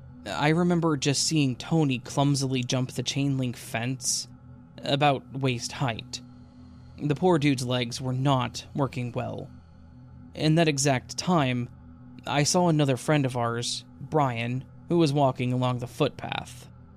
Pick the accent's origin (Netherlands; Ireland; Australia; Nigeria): Australia; Adelaide, South Australia; I'm from Adelaide, Australia.